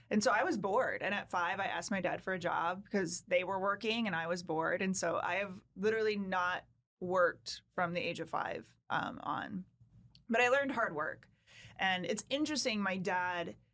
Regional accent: Wisconsin, United States; I'm a Wisconsin girl. I am a Wisconsin. Midwest farmer's daughter.

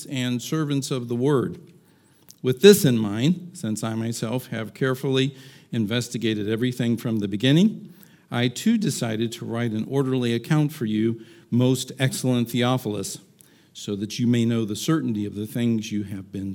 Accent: Chesapeake, Virginia, United States; when I grew up in Virginia, Chesapeake, Virginia

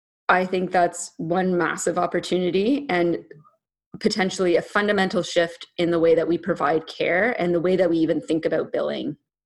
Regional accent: Ottawa, Ontario, Canada; also born or lived in Alexandria, Virginia, United States; I was born in Virginia. Uh-huh. Okay. Yeah. And then I grew up in Ottawa, which is Canada's capital.

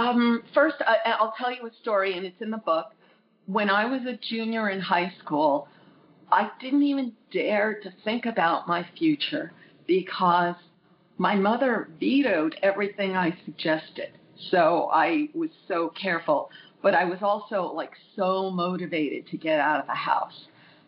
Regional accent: Long Island, New York, United States; also born or lived in Brooklyn; now in California, United States; Long Island, New York. I was born in Brooklyn, as it seems like such a huge percentage of the population was. And I lived in New York until I moved to California later on.

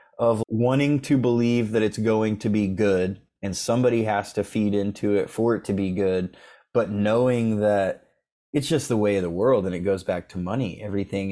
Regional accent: Oklahoma, United States; I'm from Oklahoma

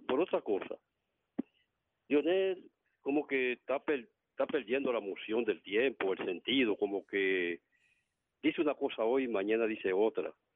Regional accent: Santo Domingo, Distrito Nacional, Dominican Republic; soy de Villa Francisca

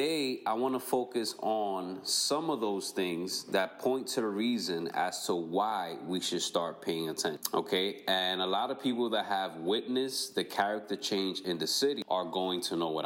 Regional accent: New York City, New York, United States; I was born and raised in New York City in 1994

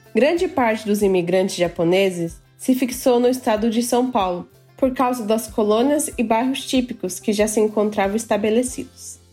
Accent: Japan; also born or lived in Brazil; nasci no Japão e sempre estudei na escola japonesa

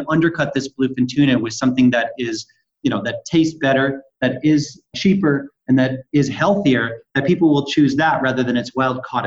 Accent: Salem, Massachusetts, United States; moved away as an adult; also born or lived in New York; now in California, United States; I grew up on the North Shore of Boston in the town called Salem, the one with the witch trials

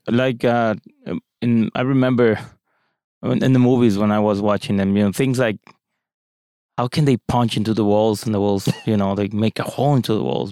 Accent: Mexico; moved away as an adult; now in United States; I come from Mexico, Latin America

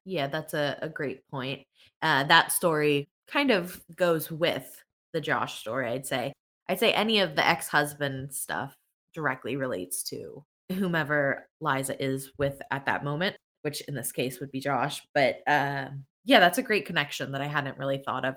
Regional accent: Pennsylvania, United States; I'm from Pennsylvania

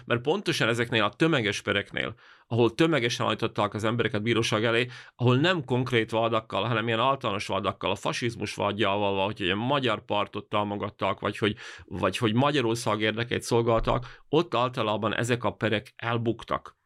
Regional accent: Banská Bystrica Region, Slovakia; az én szülőfalumról

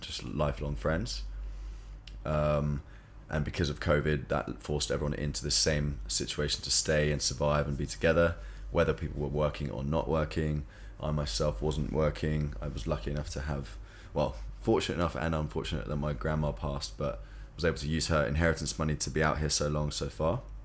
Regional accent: South East England, United Kingdom; moved away as an adult; also born or lived in London; now in Bali, Indonesia; I'm from England, South England, so nearer to London.

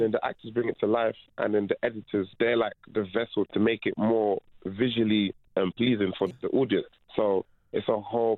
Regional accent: London, United Kingdom; first language French; English is a second language; also born or lived in Ivory Coast; I grew up in Peckham

